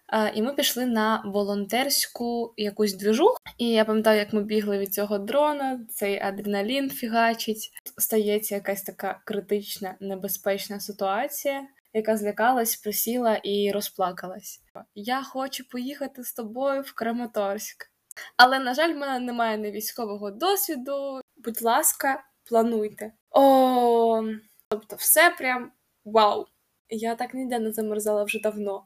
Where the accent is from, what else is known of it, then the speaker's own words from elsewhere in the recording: Kharkiv, Kharkiv Oblast, Ukraine; сама я з Харкова